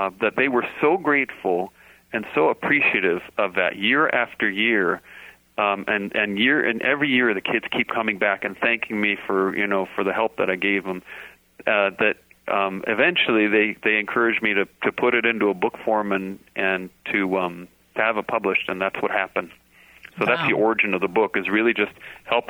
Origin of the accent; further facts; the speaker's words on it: Orange County, California, United States; near where I grew up down in Orange County